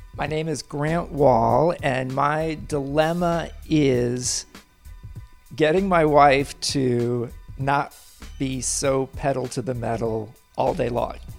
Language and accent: English; Kansas City, Kansas, United States; I grew up in Kansas City on the Kansas side